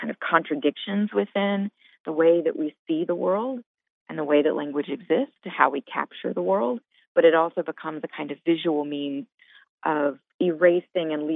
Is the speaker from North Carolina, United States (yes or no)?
no; Montgomery, Alabama, United States; moved away as an adult; also born or lived in Tuscaloosa, Alabama; now in Chicago, United States; I'm originally from Montgomery, Alabama